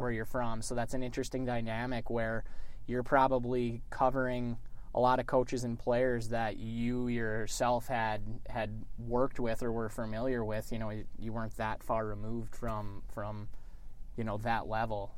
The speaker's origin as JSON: {"language": "English", "town": "Kingsford", "region": "Michigan", "country": "United States", "tie": "born or raised there", "said": "I grew up in Kingsford"}